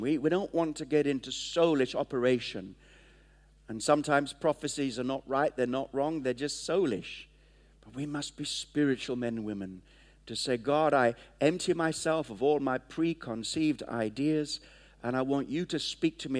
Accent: Kenya; moved away; I was born in Kenya

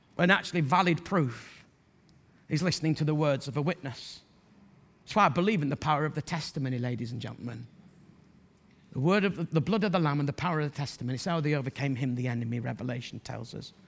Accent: Bradford, Yorkshire and the Humber, United Kingdom; I'm from Bradford

